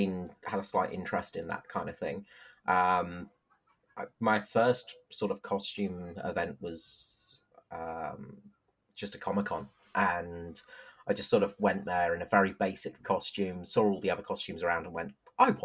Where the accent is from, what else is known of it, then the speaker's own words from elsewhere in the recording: England, United Kingdom; moved away as an adult; now in Adelaide, Australia; I'm from England originally